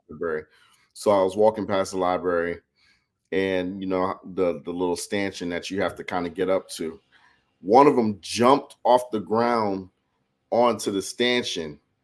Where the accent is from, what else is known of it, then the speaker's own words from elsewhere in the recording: New York, United States; moved away; I grew up in New York